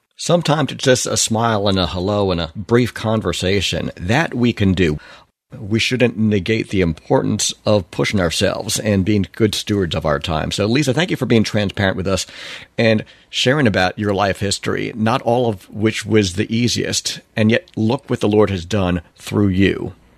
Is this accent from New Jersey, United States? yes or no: no; Long Island, New York, United States; growing up in New York on Long Island